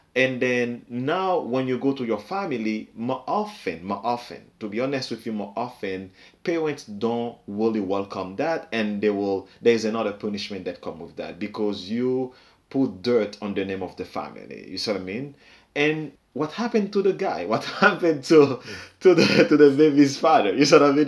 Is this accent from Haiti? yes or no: yes; Haiti; moved away; growing up in Haiti, everybody knows everybody's secret